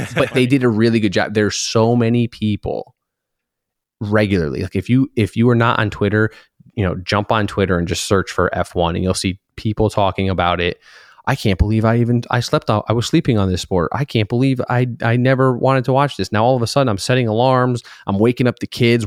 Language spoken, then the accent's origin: English; Connecticut, United States; moved away; we grew up in Connecticut, Lime Rock Park